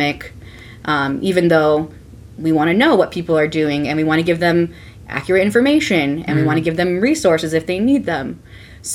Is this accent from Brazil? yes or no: no; California, United States; I grew up in California, which is pretty liberal